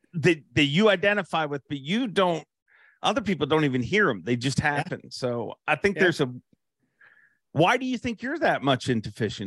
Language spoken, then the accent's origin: English; Canada; we're both Canadian